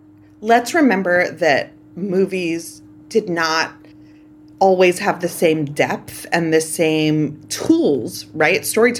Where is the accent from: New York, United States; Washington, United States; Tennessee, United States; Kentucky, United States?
New York, United States; New York City; I grew up in Canarsie. My sisters went to school in Crown Heights